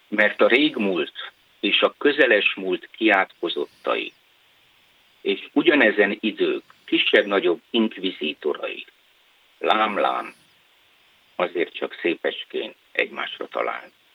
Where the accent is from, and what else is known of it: Körmend, Vas, Hungary; born or raised there; moved away as an adult; also born or lived in Budapest / Budakeszi